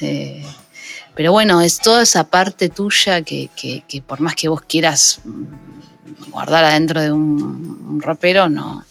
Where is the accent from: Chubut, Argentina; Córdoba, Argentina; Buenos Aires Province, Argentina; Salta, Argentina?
Buenos Aires Province, Argentina; La Matanza; Yo soy un barrio del conurbano, eh, soy de Aedo, pero criada en un barrio en La Matanza.